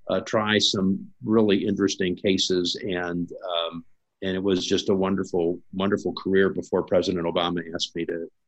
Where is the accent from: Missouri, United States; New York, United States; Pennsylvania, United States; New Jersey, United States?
Missouri, United States; I live in Missouri, which is now a red state. I grew up in Missouri as a totally blue Democratic state.